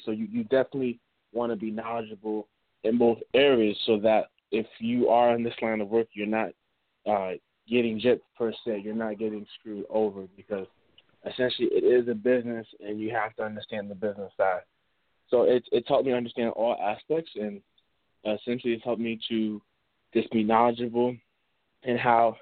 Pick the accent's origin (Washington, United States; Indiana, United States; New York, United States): New York, United States; Mount Vernon; now in Connecticut, United States; I'm originally from Money Earning Mount Vernon